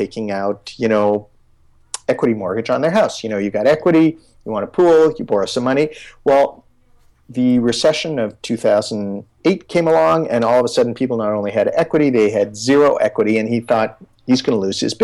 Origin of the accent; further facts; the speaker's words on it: Canada; I'm from Canada